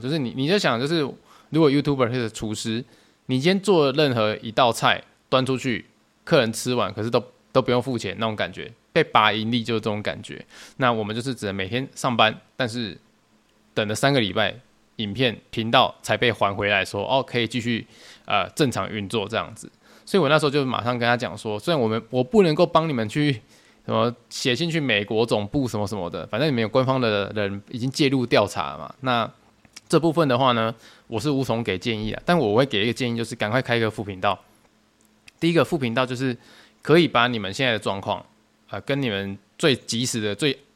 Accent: Tainan, Taiwan; 因为我是台南人，那我从以前到现在工作都没有离开台南过

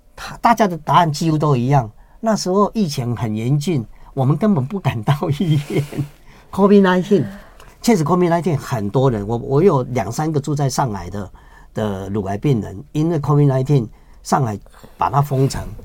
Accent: Taiwan; 我们台湾人就有一个习俗，习惯，有的人就吃偏方中草药

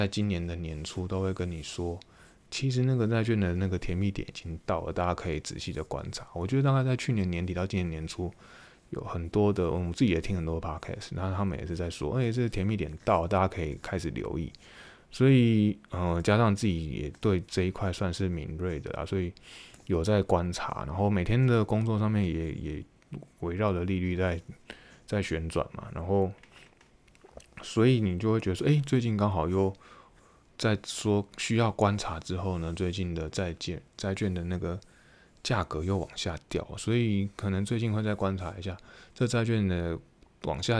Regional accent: Taiwan; 对于我们从台湾来的，就会觉得非常的不可思议

